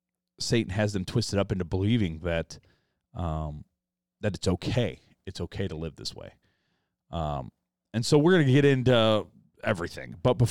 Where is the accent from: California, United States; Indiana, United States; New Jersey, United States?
Indiana, United States; South Bend; I'm from South Bend.